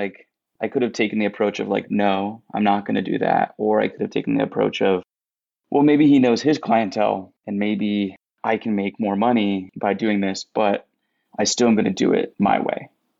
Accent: Philippines; we're a Filipino food truck. Like, I grew up, you know, I was just talking about how on Sundays we ate arroz caldo during football season.

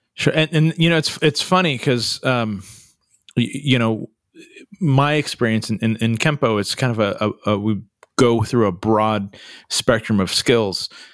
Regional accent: California, United States; I'm a Californian, so, you know, I, I say things a little differently

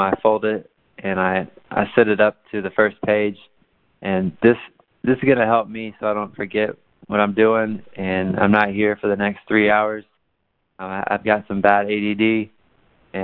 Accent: Tyler, Texas, United States; I was born in Tyler, Texas.

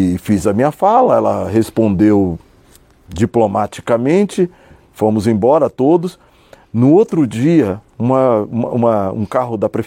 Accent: São Paulo, Brazil; eu nasci em São Paulo, nasci na cidade de São Paulo. Vivi numa família extremamente pobre e desestruturada na zona sul de São Paulo, numa região chamada Interlagos, Cidade Ademar, aquela região. Foi onde eu cresci

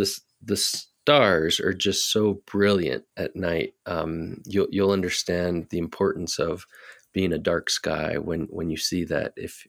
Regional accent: Guadalupe, Arizona, United States; now in Flagstaff, United States; I was born and raised in Guadalupe, South Phoenix

